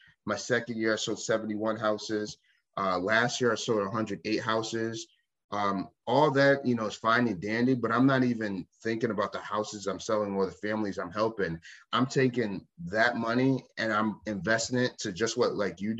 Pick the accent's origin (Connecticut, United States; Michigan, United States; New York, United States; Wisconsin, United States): Connecticut, United States; Waterbury; now in Maine, United States; I'm from Connecticut, a city, Waterbury, Connecticut, where we are loud